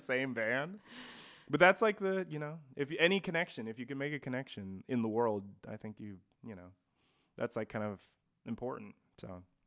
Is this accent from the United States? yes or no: yes; Post Falls, Idaho, United States; born or raised there; also born or lived in Coeur d'Alene, Idaho; now in Spokane, United States